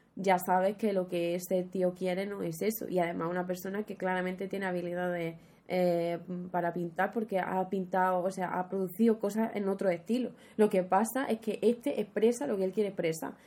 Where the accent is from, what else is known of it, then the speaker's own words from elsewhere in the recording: Huelva, Andalusia, Spain; había mucha falta de oferta cultural en Huelva, en mi pueblo